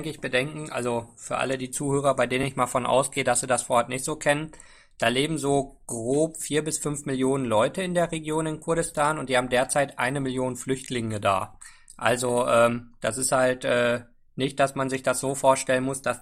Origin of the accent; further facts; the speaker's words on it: Rwanda; Also ich bin in Ruanda in Ostafrika groß geworden